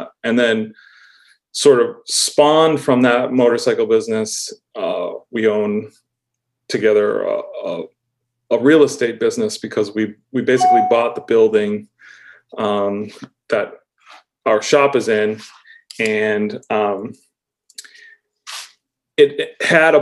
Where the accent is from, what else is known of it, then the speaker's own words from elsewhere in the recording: Auburn, Massachusetts, United States; moved away as an adult; now in Western Massachusetts, United States; I grew up in just outside of Worcester in Auburn, Mass